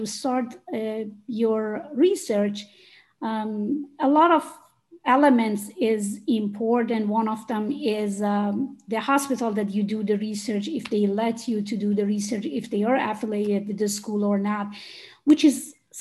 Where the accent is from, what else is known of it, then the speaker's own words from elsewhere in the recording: Iran; moved away as an adult; now in United States; I'm originally from Iran